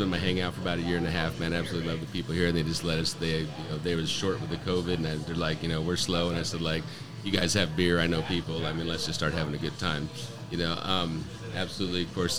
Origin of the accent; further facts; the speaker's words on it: Auburn, California, United States; moved away as an adult; I grew up in Auburn.